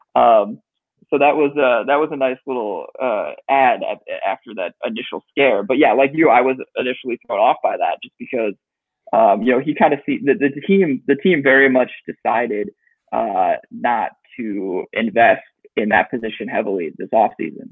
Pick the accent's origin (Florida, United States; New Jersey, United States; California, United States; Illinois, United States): Illinois, United States; Chicago; growing up in Chicago, always a fan